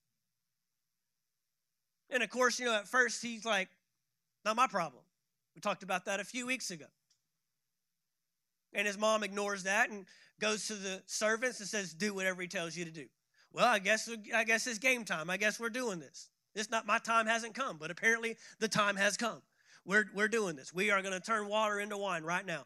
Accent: Fort Worth, Texas, United States; moved away as an adult; also born or lived in San Antonio, Texas / Tulsa, Oklahoma; I grew up in a city called Fort Worth, Texas

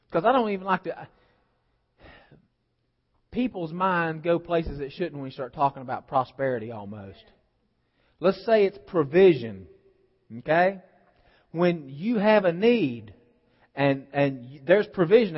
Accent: West Virginia, United States; I'm from West Virginia

